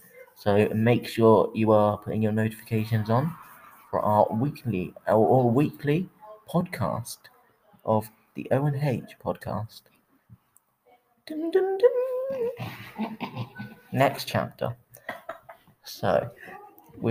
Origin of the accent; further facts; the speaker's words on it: Swindon, South West England, United Kingdom; now in Waterlooville, United Kingdom; I was born in Swindon, but I live in Portsmouth, Waterlooville.